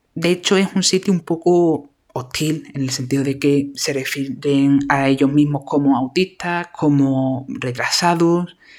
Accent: Andalusia, Spain; accent: Andalusian; mi maravilloso acento andaluz

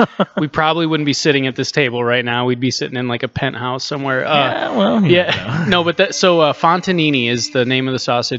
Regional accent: Cedar Rapids, Iowa, United States; moved away as an adult; also born or lived in Chicago / Des Moines; here in, in my hometown

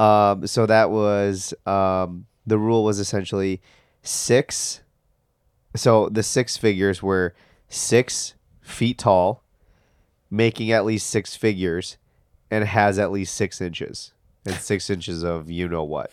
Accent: United States; we're American

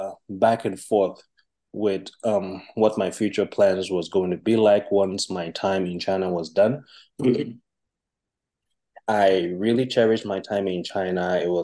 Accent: Liberia; now in United States; As Pastor Joe said, I currently live in the U.S., but I'm originally from Liberia.

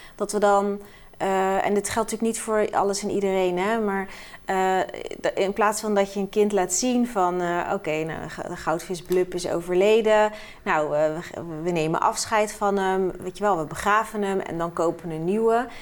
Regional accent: Rotterdam, South Holland, Netherlands; ik ben echt een geboren en getogen Rotterdammer

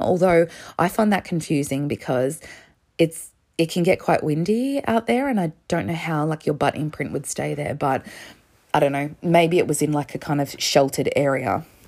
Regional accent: Melbourne, Victoria, Australia; as an Australian

